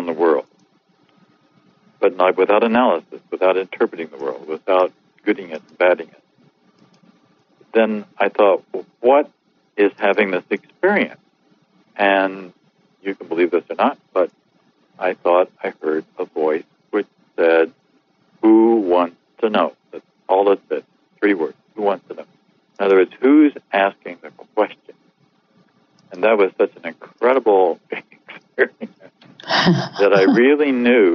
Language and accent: English; Missouri, United States; I grew up on a farm in Missouri during the 40s and the 50s.